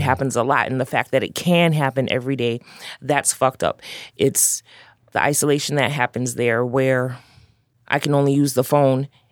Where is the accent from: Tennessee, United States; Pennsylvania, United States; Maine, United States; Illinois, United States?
Illinois, United States; Chicago; growing up in uptown, growing up in Chicago